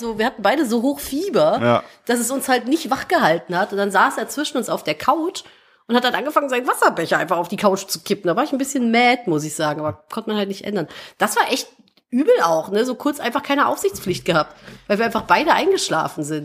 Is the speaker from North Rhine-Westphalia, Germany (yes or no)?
yes; Cologne, North Rhine-Westphalia, Germany; Ich bin geborene Kölnerin. Ich habe 30 Jahre in Köln gewohnt